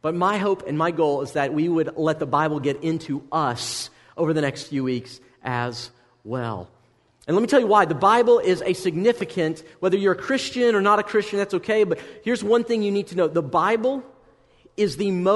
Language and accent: English; United States; as an American